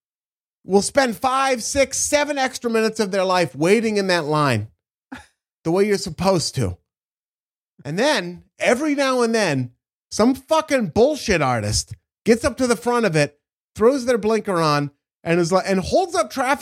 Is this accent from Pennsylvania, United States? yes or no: no; Oregon, United States; I grew up in Oregon